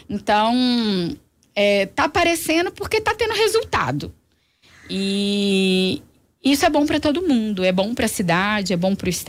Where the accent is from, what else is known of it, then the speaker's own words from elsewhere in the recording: Belo Horizonte, Minas Gerais, Brazil; olha, eu sou daqui, eu sou de Belo Horizonte.